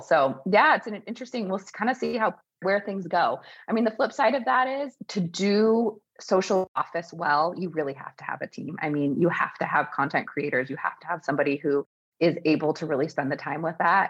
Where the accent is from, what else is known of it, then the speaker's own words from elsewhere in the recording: Eugene, Oregon, United States; growing up in Eugene, just kind of small town vibes